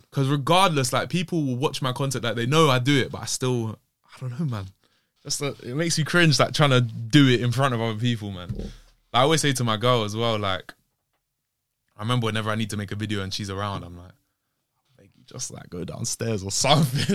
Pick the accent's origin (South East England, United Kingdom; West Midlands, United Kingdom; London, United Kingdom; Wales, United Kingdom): London, United Kingdom; also born or lived in Bristol; growing up in London